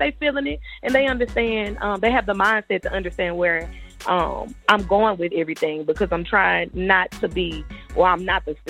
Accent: Shreveport, Louisiana, United States; My hometown, I'm born and raised in Shreveport. We're Northwest Louisiana, at the very top of the booth.

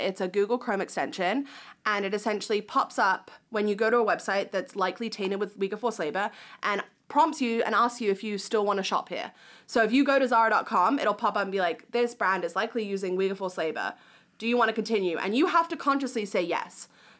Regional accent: New Zealand; But I'm hoping that other countries, my home country of New Zealand, I'm like, what are you guys doing?

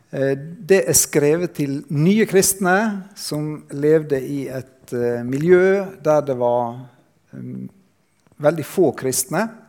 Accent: Sunnmøre, Møre og Romsdal, Norway; jeg kommer fra Sunnmøre

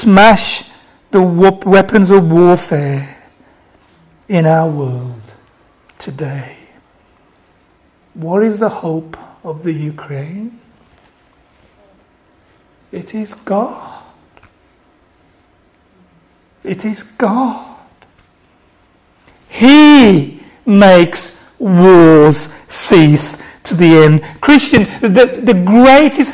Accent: Birmingham, West Midlands, United Kingdom; accent: Black Country; I'm going to do this in my black country accent. Okay, from Birmingham. Not Birmingham, Alabama. Birmingham, UK.

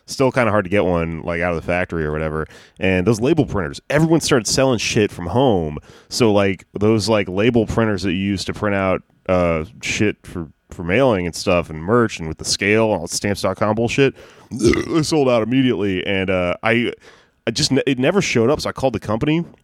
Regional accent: Jamaica; I'm Jamaican. I don't love weed, and I'm coming.

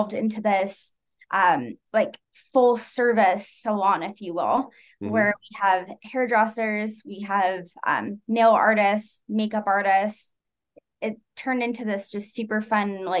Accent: Las Vegas, Nevada, United States; moved away as an adult; now in Utah, United States; So my fiance, we're both from Vegas

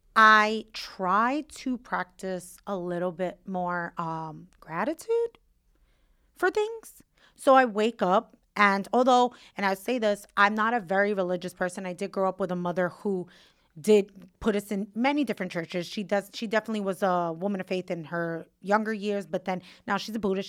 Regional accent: New York City, New York, United States; where I grew up in Williamsburg

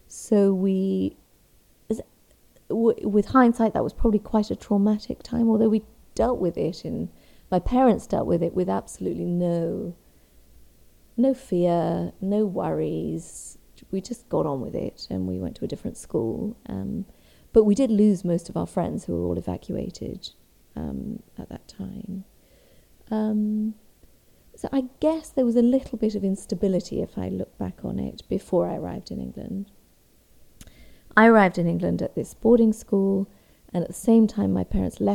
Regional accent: Ethiopia; also born or lived in East Africa; now in Brighton, United Kingdom; I live in Brighton. But I grew up in East Africa. I was born in Ethiopia and I lived all over East Africa following my father

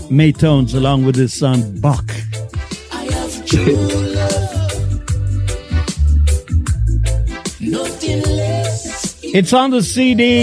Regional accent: Jamaica; We love the country and western growing up in Jamaica.

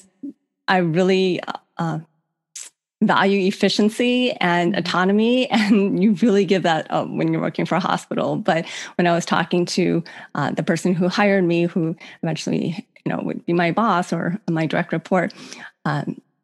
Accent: Cleveland, Ohio, United States; moved away as an adult; also born or lived in Virginia; I grew up in Cleveland

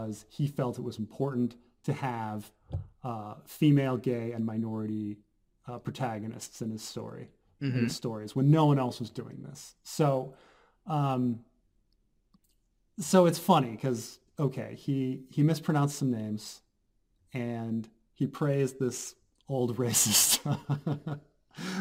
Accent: United States; American. I'm American. My background is Dutch.

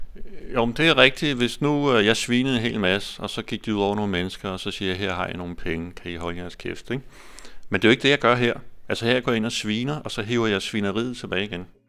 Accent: Denmark; som danskere

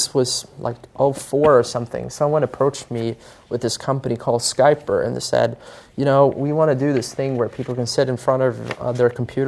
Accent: Sweden; I grew up in Sweden

